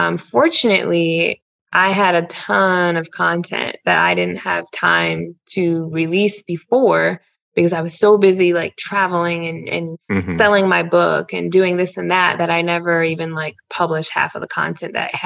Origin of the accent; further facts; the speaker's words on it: Ohio, United States; moved away as an adult; also born or lived in Louisiana / New Mexico / Missouri / Iowa; I'm from Ohio. I worked as a reporter in Louisiana, New Mexico, and Missouri and Iowa.